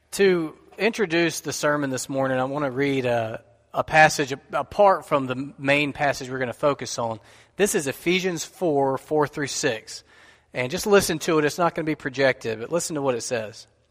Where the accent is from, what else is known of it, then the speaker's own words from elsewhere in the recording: United States; what we have enjoyed as American Christians